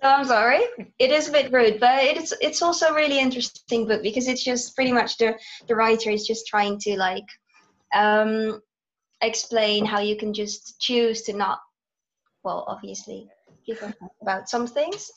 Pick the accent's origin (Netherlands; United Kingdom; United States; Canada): Netherlands; I live in the Netherlands. I'm back in the Netherlands now as well.